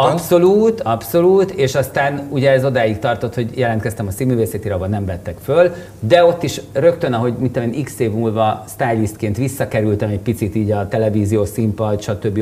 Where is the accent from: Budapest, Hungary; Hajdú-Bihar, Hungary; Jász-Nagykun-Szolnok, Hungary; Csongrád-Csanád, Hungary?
Budapest, Hungary; itt Óbudán nőttem föl. Óbudai panel gyerek vagyok.